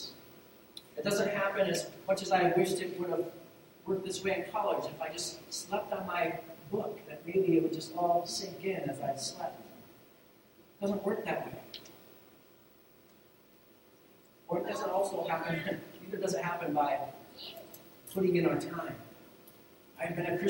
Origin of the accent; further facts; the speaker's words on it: Ohio, United States; moved away; Where I grew up in Ohio, we called it route because it's R-O-U-T-E versus R-O-O-T